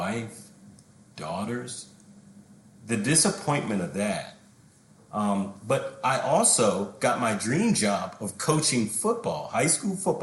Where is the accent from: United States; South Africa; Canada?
United States; as an American